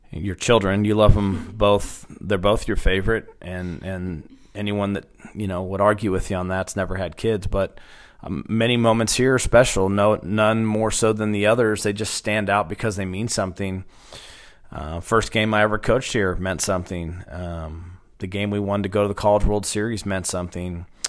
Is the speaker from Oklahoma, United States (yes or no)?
yes; Stillwater, Oklahoma, United States; also born or lived in Phoenix, Arizona; born in Phoenix, Arizona, and then I was raised right here in Stillwater